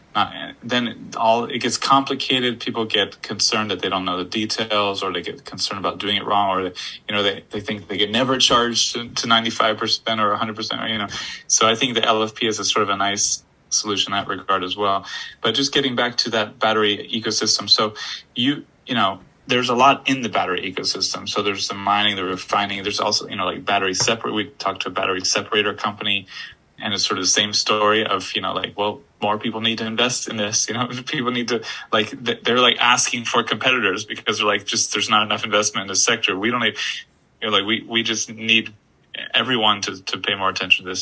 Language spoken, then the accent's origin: English; Florida, United States; moved away as an adult; also born or lived in Poland; I'm from Florida